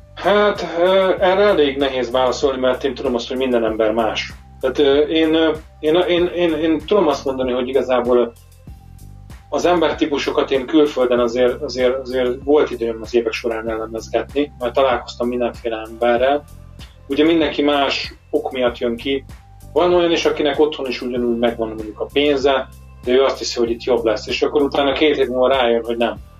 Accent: Hungary; moved away as an adult; now in England, United Kingdom; mi magyarként azért megszoktunk egy bizonyos fajta időjárást

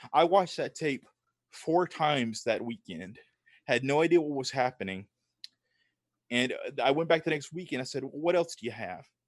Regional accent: Tupelo, Mississippi, United States; now in Nashville, United States; I'm from the Deep South. So I grew up in a small town called Tupelo, Mississippi, which is in the deep, deep South

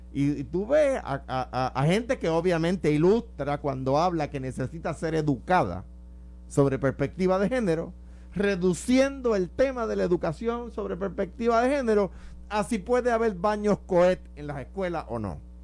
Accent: Puerto Rico; Cuando yo era muchachito, cuando era niño, había iglesias en Puerto Rico

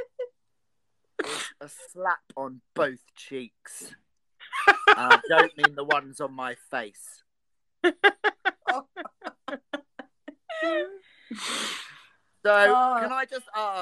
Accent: Essex, East of England, United Kingdom; I am from Essex, not Sussex.

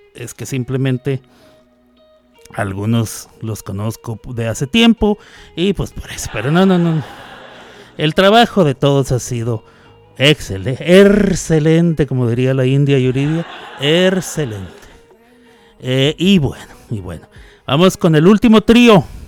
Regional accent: Chihuahua, Mexico; accent: ch pronounced sh; also born or lived in New York; now in Oklahoma, United States; yo soy originario de Chihuahua, Chihuahua, pero allá la gente habla eh, o hablamos, porque yo soy de ahí con la la CH, o sea, la ch se pronuncia sh

